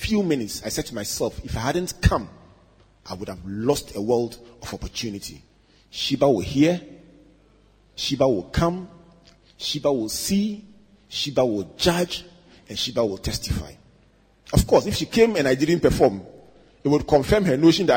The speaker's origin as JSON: {"language": "English", "town": "Takoradi", "region": "Western Region", "country": "Ghana", "tie": "born or raised there", "said": "When we were children growing up in Takoradi"}